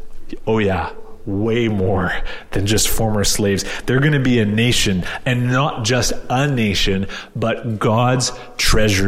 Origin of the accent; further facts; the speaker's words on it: Canada; we're Canadian